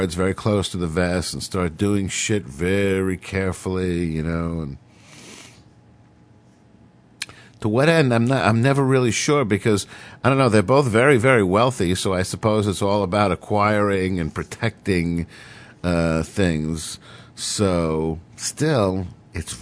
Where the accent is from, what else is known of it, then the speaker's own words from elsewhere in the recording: New York City, New York, United States; as a New Yorker